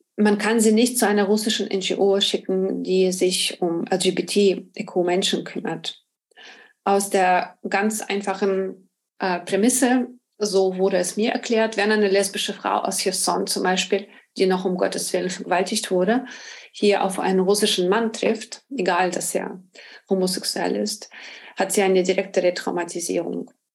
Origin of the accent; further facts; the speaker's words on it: Ukraine; moved away as an adult; now in Berlin, Germany; Ich komme ursprünglich aus der Ukraine, lebe in Berlin seit 2005